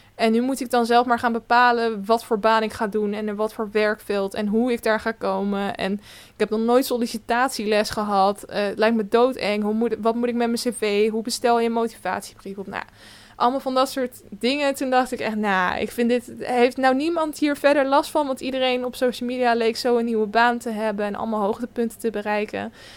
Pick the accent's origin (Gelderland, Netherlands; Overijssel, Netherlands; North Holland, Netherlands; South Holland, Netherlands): South Holland, Netherlands; Westland; ik kom zeker uit Zuid-Holland. Ik kom uit het Westland, bij de, waar de kassen staan